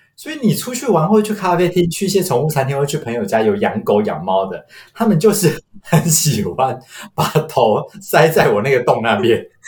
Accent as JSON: {"language": "Chinese", "country": "Taiwan", "tie": "born or raised there", "said": "我是土生土长没离开过亚洲超 local的"}